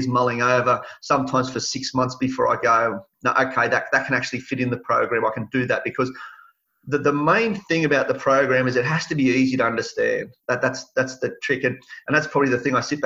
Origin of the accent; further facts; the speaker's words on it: Sydney, New South Wales, Australia; also born or lived in Tamworth, New South Wales; I spent the first 10 years of my life in Mount Druitt